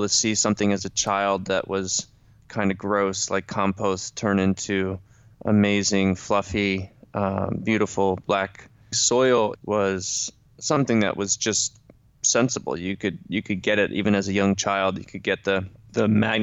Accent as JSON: {"language": "English", "town": "Ithaca", "region": "New York", "country": "United States", "tie": "born or raised there", "said": "Ithaca, my hometown"}